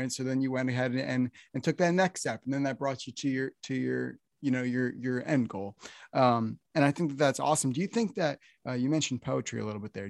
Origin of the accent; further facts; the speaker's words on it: New Jersey, United States; now in Nashville, United States; I'm from New Jersey, and right now, here in Nashville